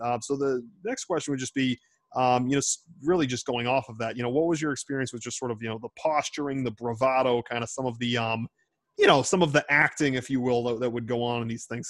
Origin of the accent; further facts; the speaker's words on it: Boston, Massachusetts, United States; accent: Boston; in my 24 years of, of, of, walking the hard streets of Boston, I have heard no accent harder than that of yours truly